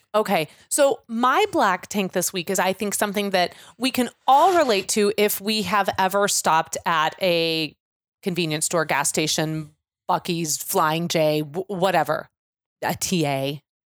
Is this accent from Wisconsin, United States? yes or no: no; Kansas City, Missouri, United States; now in Chicago, United States; I'm very proud of my hometown